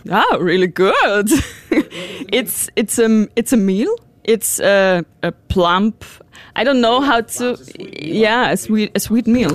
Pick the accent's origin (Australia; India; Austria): Austria; we are from Austria.